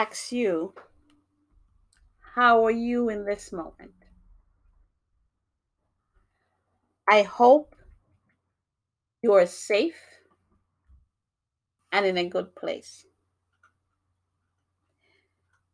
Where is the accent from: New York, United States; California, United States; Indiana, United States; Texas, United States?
New York, United States; also born or lived in Jamaica; now in Massachusetts, United States; I was born in Jamaica, beautiful island. I grew up in New York, very busy place, but I now live in Massachusetts